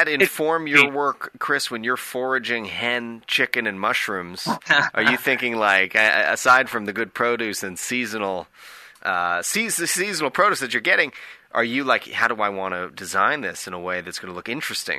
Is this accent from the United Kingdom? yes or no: no; Canada; and I'm Canadian